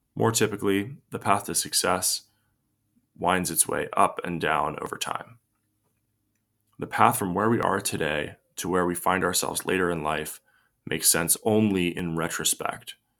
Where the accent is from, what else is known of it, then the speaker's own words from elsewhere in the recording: United States; I was born in the United States of America during a period of unprecedented prosperity, peace, and tranquility